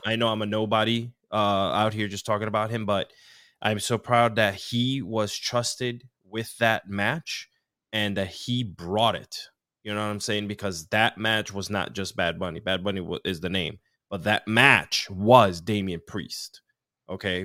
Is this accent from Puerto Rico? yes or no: yes; Mayagüez, Puerto Rico; I was born in Centro Medico, Mayagüez, Puerto Rico, which is southwest, I, part of the island, which is about three and a half hours from San Juan. Um, I grew up on the beach